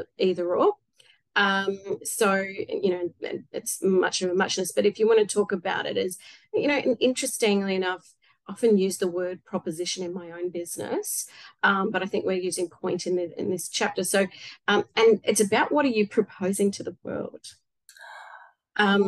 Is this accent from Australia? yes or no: yes; Australia; I'm Australian.